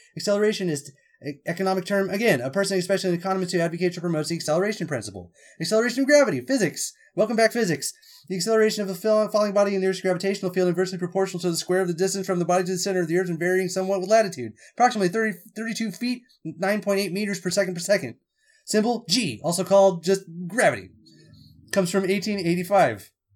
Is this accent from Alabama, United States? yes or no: no; California, United States; We're all from California